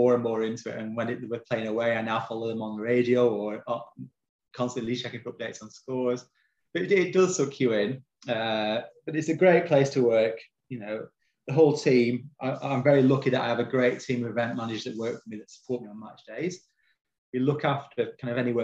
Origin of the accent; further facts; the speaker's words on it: Longridge, North West England, United Kingdom; Longridge, you know, my hometown.